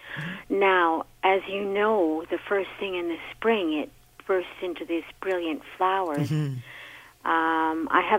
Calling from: Toronto, Ontario, Canada; I am calling from Toronto.

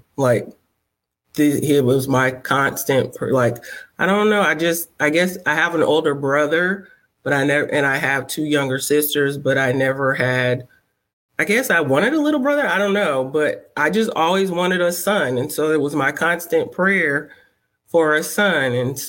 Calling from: Charlotte, North Carolina, United States; I'm calling from Charlotte, North Carolina.

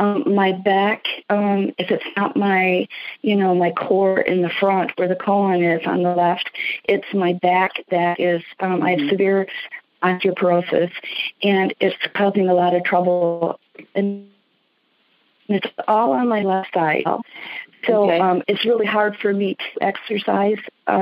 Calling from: Jackson, Michigan, United States; I'm in the outskirts of Detroit in the suburbs. Actually, I'm in Jackson. It's another city, not as big as Detroit.

